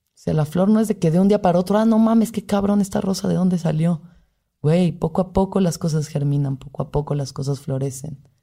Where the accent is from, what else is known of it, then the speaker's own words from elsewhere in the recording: Mexico; como mujer mexicana